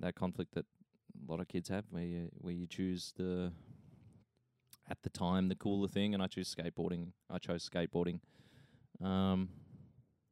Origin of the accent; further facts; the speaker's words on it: Bendigo, Victoria, Australia; away from my hometown, which is Bendigo